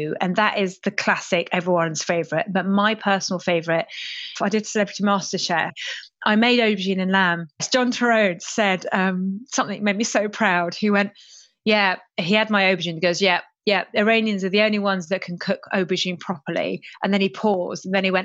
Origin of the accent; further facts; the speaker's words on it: London, United Kingdom; English is a second language; I went to state schools in West London